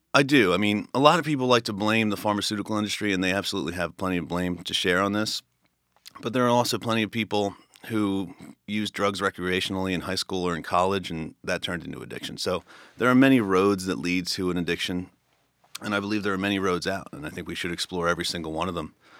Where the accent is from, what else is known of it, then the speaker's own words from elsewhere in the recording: Philadelphia, Pennsylvania, United States; I grew up in Northeast Philly, um, by Franklin Mills